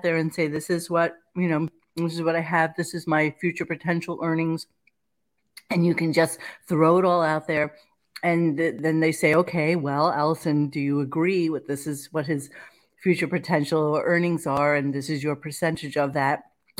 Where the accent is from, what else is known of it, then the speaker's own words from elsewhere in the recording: Canada; I'm from Canada, so I'm genuinely wondering.